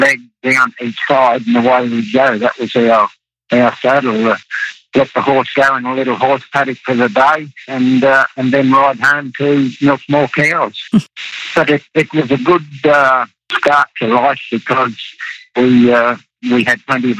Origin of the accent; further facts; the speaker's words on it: Caulfield, near Winton, Queensland, Australia; also born or lived in Atherton Tablelands; I was born in Caulfield, about 100 km from Winton, where Mum and Dad had the post office and store at Caulfield. And that's where I began my life back in about 1943.